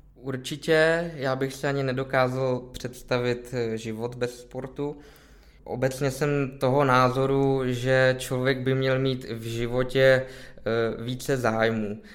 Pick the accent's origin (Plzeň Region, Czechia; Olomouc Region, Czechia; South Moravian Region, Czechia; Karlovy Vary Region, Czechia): Plzeň Region, Czechia; Plzeň; Já jsem se narodil v Plzni, Aha. žiju v Plzni